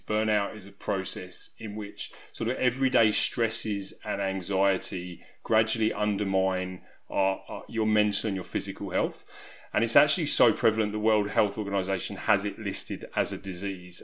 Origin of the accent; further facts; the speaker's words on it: South East England, United Kingdom; You'll probably be able to tell from my accent that I'm from England. I'm from a small country town in southeast region of England.